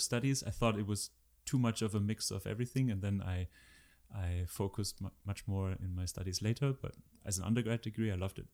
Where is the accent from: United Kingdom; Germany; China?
Germany; I'm from Germany